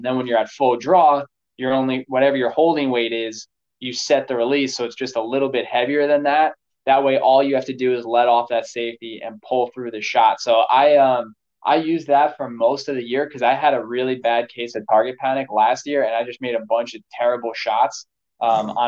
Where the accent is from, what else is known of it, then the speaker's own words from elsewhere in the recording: New York, United States; I grew up in New York, and we'd hunt up in the Catskills of upstate New York.